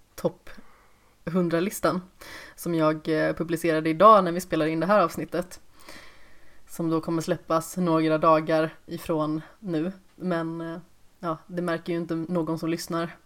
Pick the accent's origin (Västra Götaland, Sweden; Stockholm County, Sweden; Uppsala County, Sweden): Västra Götaland, Sweden; Västergötland; accent: Västgöta dialect (not pronounced); jag har liksom inte så utpräglad västgötedialekt heller.